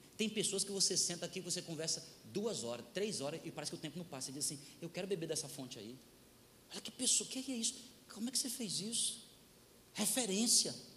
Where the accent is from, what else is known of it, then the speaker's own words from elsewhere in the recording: Ceará, Brazil; eu sou do Ceará